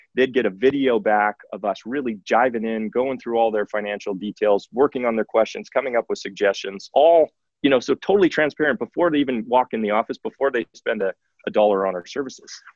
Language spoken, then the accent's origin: English; Saskatoon, Saskatchewan, Canada; moved away as an adult; now in Calgary, Canada; I am originally from Saskatoon, Saskatchewan, Prairie Boy, like a lot of people who uh, have landed in Calgary